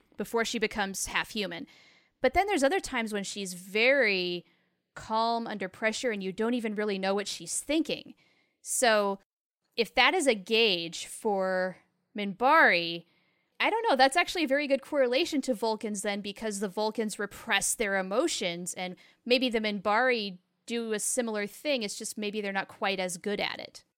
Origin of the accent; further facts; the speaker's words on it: United States; as an American woman